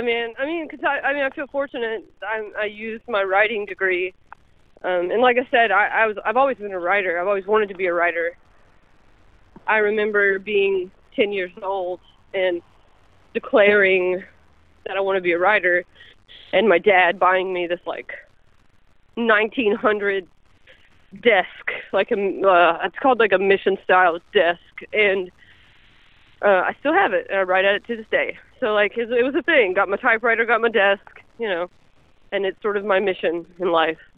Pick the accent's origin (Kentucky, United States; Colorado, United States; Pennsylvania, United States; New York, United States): Kentucky, United States; I am from Kentucky